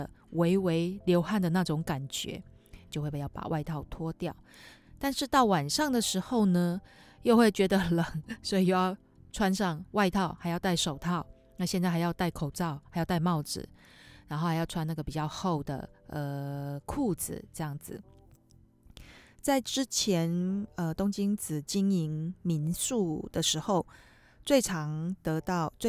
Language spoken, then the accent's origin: Chinese; Taiwan; moved away as an adult; now in Tokyo, Japan; 因为我们台湾人嘛，